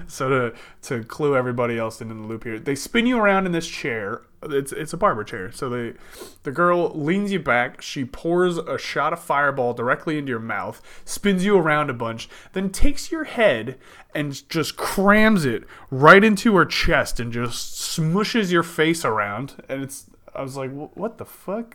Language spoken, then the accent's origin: English; New Jersey, United States; also born or lived in Texas; I'm from Jersey